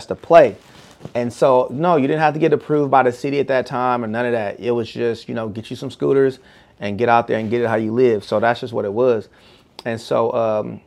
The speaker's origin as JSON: {"language": "English", "area": "Bay Area", "region": "California", "country": "United States", "moved": "yes", "lives_now": "Houston, United States", "said": "I'm from the Bay Area"}